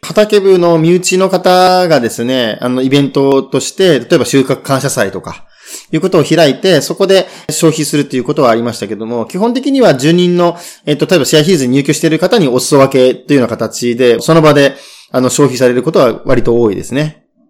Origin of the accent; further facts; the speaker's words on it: Tokyo, Japan; 生まれは東京